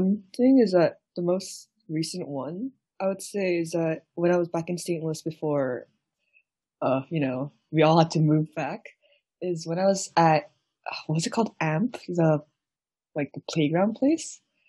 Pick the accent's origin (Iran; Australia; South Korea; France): South Korea; now in United States; even though I was born in the States, but I moved to Korea for like, and lived there for like over a decade, I guess I didn't fully experience the extent of like the model minority myth.